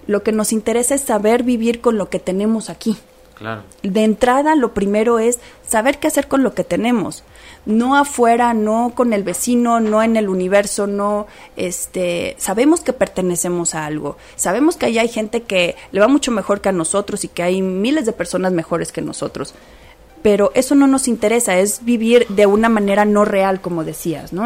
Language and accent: Spanish; Mexico